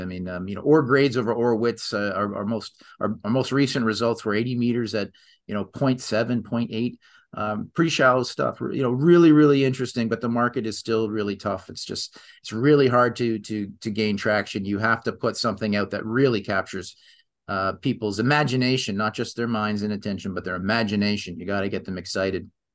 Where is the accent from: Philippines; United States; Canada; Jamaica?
Canada; I'm Canadian